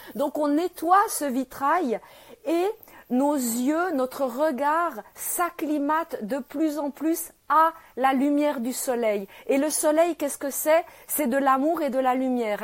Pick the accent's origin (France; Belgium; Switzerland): Switzerland; je suis née euh, en Suisse, euh, là, je suis à Genève